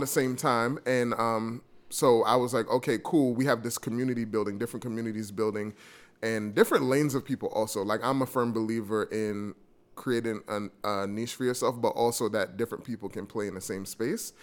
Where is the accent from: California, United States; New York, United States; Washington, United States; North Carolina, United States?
New York, United States; I'm from New York